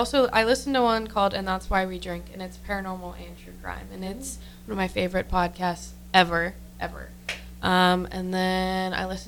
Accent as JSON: {"language": "English", "region": "Ohio", "country": "United States", "moved": "yes", "said": "I'm from Ohio, so long ways away."}